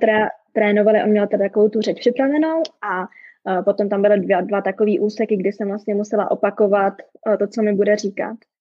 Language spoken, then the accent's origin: Czech; Czechia; moved away as an adult; now in Calgary, Canada; já jsem teda Češka